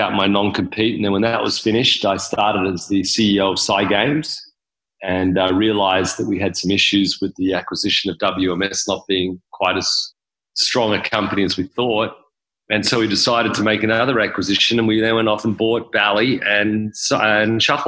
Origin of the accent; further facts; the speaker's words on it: Sydney, New South Wales, Australia; moved away as an adult; now in Las Vegas, United States; I was born and raised in Australia, in Sydney